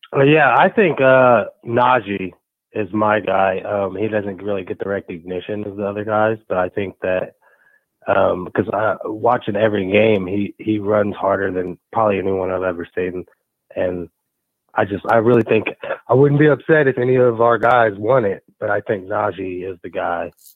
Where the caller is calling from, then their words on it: Kansas, United States; I'm calling from Kansas